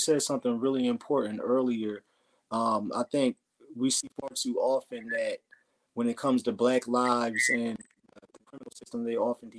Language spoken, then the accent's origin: English; New Jersey, United States; I grew up in New Jersey myself